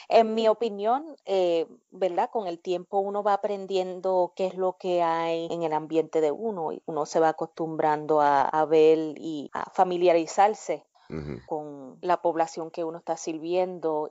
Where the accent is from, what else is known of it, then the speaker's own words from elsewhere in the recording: Cidra, Puerto Rico; moved away as an adult; now in United States; yo me crié en Sidra